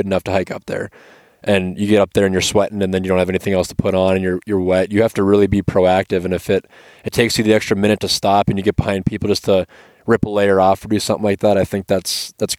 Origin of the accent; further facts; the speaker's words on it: Minnesota, United States; I'm from Minnesota